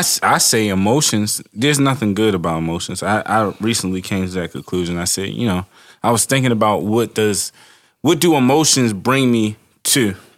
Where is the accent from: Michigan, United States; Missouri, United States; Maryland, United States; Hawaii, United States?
Maryland, United States; Baltimore; I grew up in Baltimore City